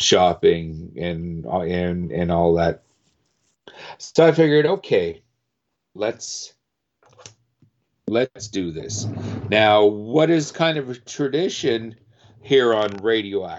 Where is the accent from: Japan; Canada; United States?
Canada; Winnipeg, Manitoba; I'm from Winnipeg